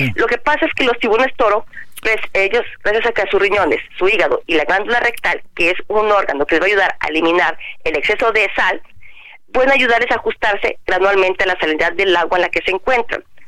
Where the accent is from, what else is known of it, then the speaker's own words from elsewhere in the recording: Jalisco, Mexico; mi tierra, en Jalisco